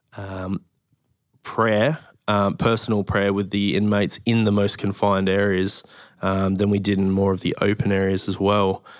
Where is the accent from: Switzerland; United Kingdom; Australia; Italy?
Australia; Adelaide, South Australia; moved away as an adult; also born or lived in Moorabbin, Victoria; now in Victoria, Australia; from Adelaide pretty much my whole life